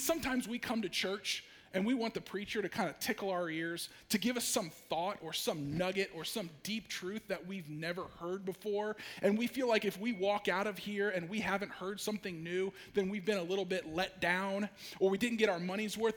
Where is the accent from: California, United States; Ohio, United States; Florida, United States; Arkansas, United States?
Ohio, United States; Ashland; moved away as an adult; also born or lived in Idaho / Durango, Colorado; I actually was born and raised in Ashland